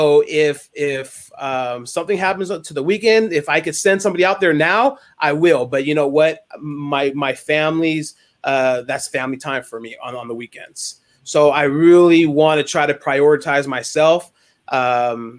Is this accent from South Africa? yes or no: no; Bay Area, California, United States; now in Brentwood area, United States; growing up in the Bay Area, it's so much different. When I moved out this way